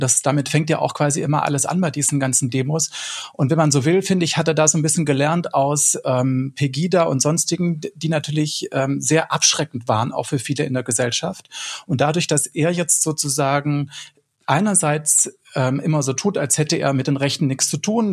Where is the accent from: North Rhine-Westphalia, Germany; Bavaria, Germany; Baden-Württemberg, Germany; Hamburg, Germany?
Baden-Württemberg, Germany; Swabia; accent: Swabian; die dann meinen Dialekt sprechen, wenn ich auf einer Demo bin, äh, als Schwabe